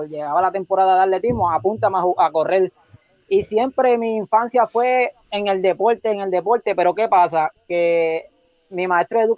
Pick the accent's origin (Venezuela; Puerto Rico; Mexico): Puerto Rico; Sabana Grande; Soy de, de Sabana Grande. Y actualmente pues vivo acá, gracias a Dios, en, todavía aquí en San Grande.